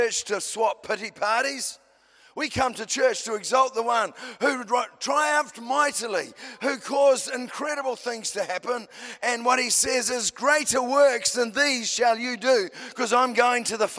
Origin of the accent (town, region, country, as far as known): New Zealand